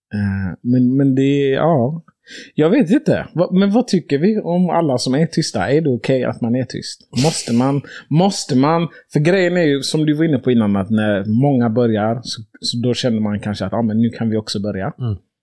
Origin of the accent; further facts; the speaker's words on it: Sweden; som svensk